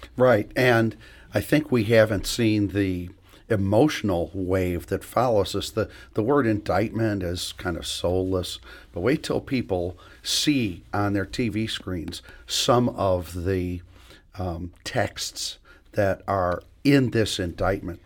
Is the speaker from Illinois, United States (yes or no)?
yes; Illinois, United States; now in St. Louis, United States; Illinois, my home state